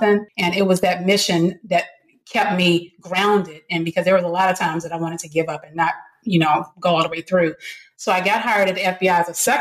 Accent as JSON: {"language": "English", "town": "Washington", "region": "District of Columbia", "country": "United States", "tie": "born or raised there", "said": "I grew up in Washington, D.C. In a middle class neighborhood."}